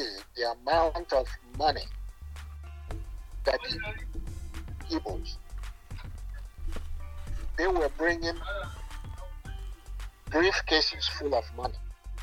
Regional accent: Lagos, Nigeria; moved away as an adult; also born or lived in Enugu / United States; I was born in Lagos

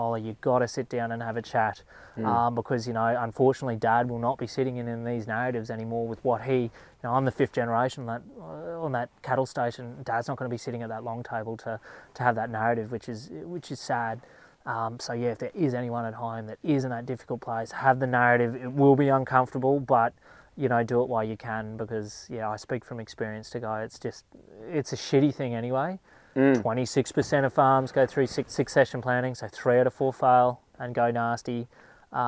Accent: Charters Towers, Queensland, Australia; moved away; my family, we're from Charters Towers. We've got properties there

